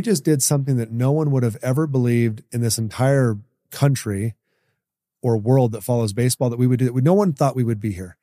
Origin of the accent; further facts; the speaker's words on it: Ashland, Oregon, United States; I grew up in Oregon